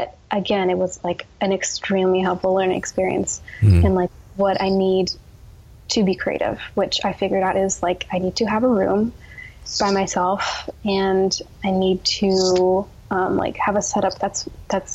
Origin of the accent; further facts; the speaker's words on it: New Jersey, United States; moved away as an adult; also born or lived in New York City; now in Portland, United States; having grown up in New Jersey